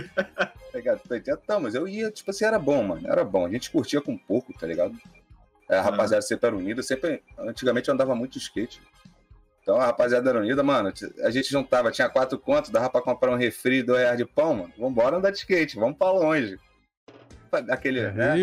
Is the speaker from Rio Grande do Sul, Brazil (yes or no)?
no; Mesquita, Rio de Janeiro, Brazil; sou nascido e criado na Chatuba de Mesquita